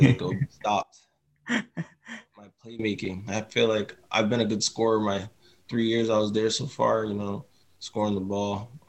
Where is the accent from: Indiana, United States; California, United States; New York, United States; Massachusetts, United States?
Massachusetts, United States; Boston; I was born in Boston